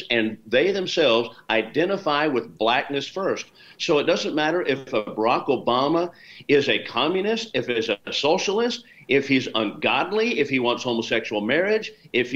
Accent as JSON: {"language": "English", "town": "Chandler", "region": "Arizona", "country": "United States", "tie": "born or raised there", "said": "I'm from Chandler, Arizona"}